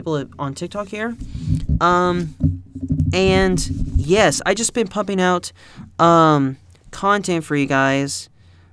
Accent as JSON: {"language": "English", "region": "southern Indiana", "country": "United States", "said": "I'm from Indiana, the southern part of Indiana"}